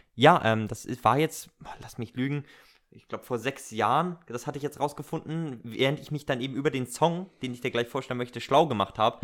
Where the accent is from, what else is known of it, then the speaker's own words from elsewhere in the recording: Northern Germany, Germany; Wir sind ja Norddeutsche